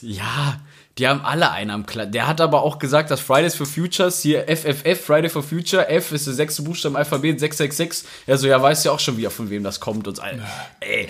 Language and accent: German; Rheda-Wiedenbrück, North Rhine-Westphalia, Germany; in Reda Wiedenbrück leben, also da, wo ich herkomme